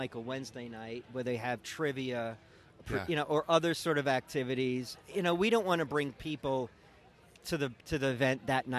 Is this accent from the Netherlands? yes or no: no; East Coast, United States; And I came from the East Coast, and, you know, you come here, it's a little different, right?